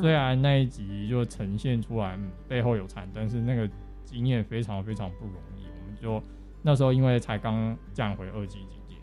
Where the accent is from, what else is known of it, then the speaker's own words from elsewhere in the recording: Taipei, Taiwan; moved away as an adult; now in Taitung, Taiwan; 我是台北人